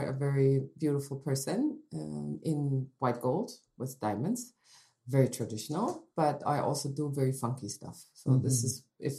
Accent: Germany; moved away as an adult; now in Kelowna, Canada; I was born in Germany.

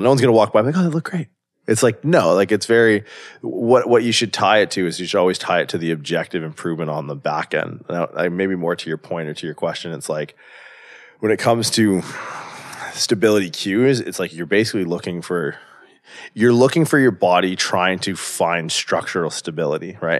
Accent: southwestern Ontario, Canada; moved away as an adult; also born or lived in California; I grew up in Canada, small town in southwestern Ontario.

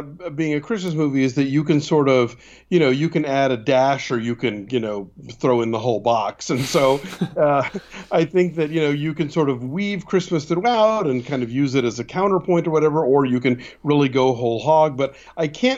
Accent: Atlanta, Georgia, United States; also born or lived in Dallas; now in Los Angeles, United States; I grew up in Atlanta

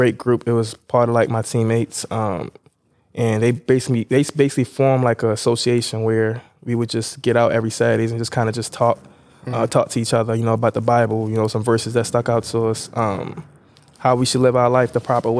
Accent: Nigeria; now in Baltimore, United States; I'm Nigerian

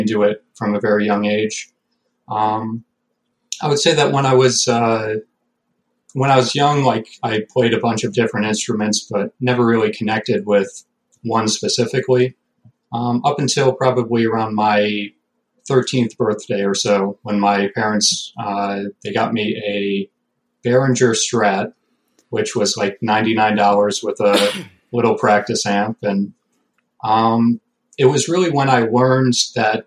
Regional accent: Binghamton, New York, United States; I'm from Binghamton, New York.

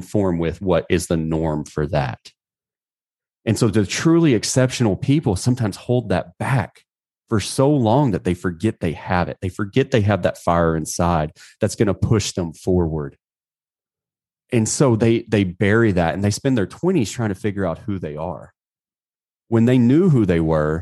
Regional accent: United States; I'm an American

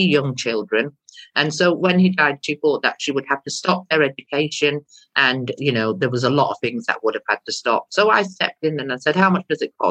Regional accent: India; now in Stockport, United Kingdom; I'm not actually from Pakistan, I'm from India.

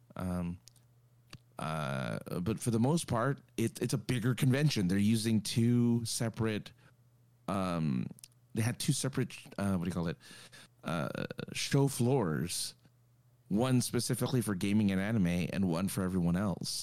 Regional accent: Los Angeles, California, United States; this is my hometown

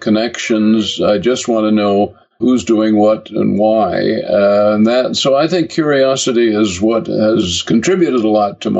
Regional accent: Kalamazoo, Michigan, United States; moved away as an adult; also born or lived in Brooklyn, New York; now in England; Kalamazoo, Michigan, which was my hometown

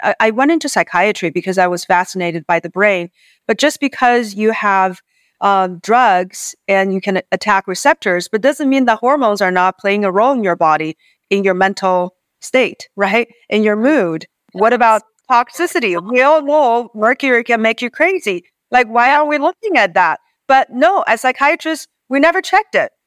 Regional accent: Beijing, China; moved away as an adult; now in United States; So I grew up on the university campus in Beijing

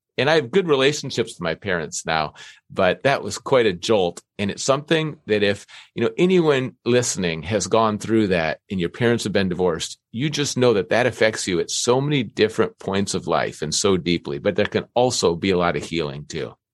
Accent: Minnesota, United States; I grew up in Minnesota

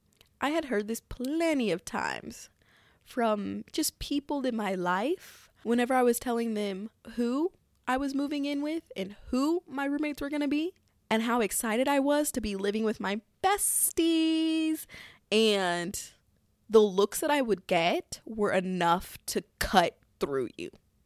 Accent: Midwest, United States; But also, I'm from the Midwest, and shit is just so cheap.

